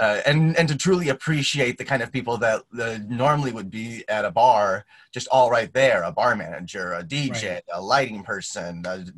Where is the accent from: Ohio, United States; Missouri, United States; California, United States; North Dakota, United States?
Ohio, United States; Grandview Heights; moved away; I grew up 5 minutes from West Campus of OSU in a little teeny tiny town called Grandview Heights